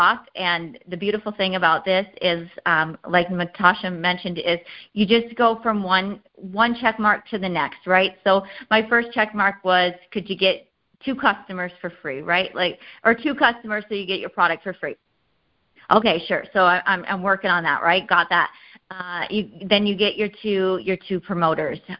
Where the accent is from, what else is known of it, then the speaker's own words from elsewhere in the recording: Iowa, United States; I'm from Iowa